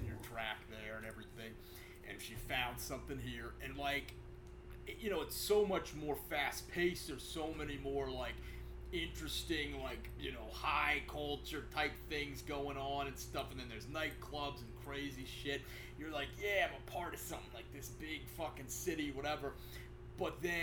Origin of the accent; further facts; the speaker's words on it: Miami, Florida, United States; I was born in Miami